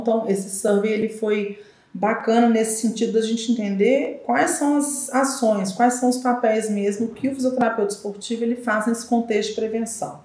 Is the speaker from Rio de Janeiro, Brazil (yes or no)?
no; Belo Horizonte, Minas Gerais, Brazil; also born or lived in Diamantina; sou nascida e criada aqui em Belo Horizonte